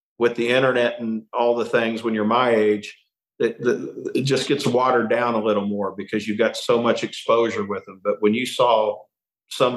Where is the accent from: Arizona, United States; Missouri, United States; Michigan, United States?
Missouri, United States; Kansas City; now in Nashville, United States; my hometown of Kansas City